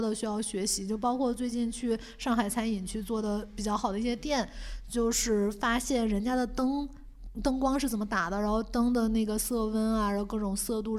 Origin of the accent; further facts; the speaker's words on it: Beijing, China; now in Shanghai, China; 因为当时从北京来嘛，他说：“哎呀，你们北京人志志气大呀